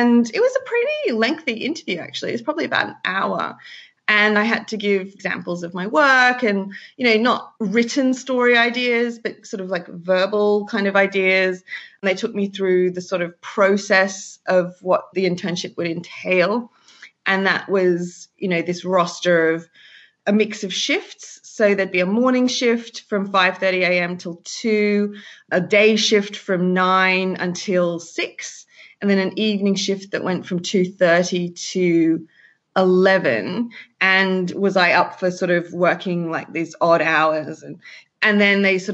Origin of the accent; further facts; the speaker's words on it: Sydney, New South Wales, Australia; moved away as an adult; now in London, United Kingdom; I'm from Sydney, Australia